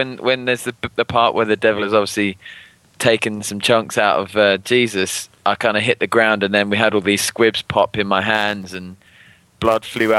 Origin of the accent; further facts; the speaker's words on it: United Kingdom; as a Brit